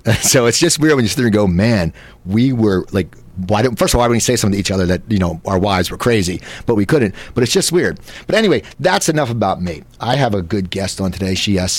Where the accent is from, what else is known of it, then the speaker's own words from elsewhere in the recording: near Philadelphia in New Jersey, United States; I grew up near Philadelphia in New Jersey.